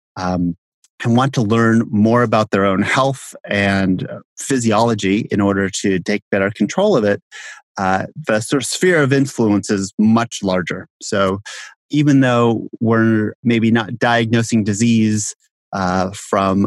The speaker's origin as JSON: {"language": "English", "region": "Southern California", "country": "United States", "tie": "born or raised there", "also_born_or_lived": "Bay Area, California / Baltimore, Maryland", "said": "I grew up in Southern California"}